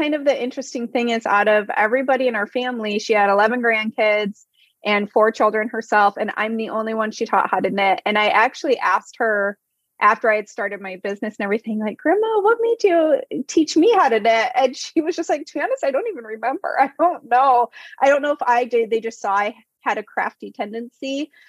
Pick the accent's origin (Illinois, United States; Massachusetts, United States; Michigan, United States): Michigan, United States; East Lansing; East Lansing. So right near the Capitol.